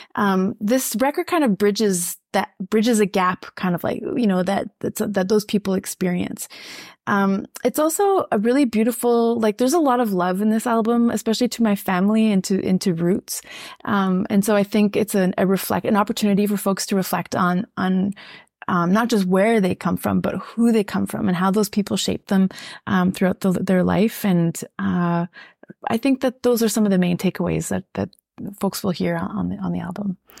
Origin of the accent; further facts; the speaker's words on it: Saskatchewan, Canada; I'm francophone, but I grew up in Saskatchewan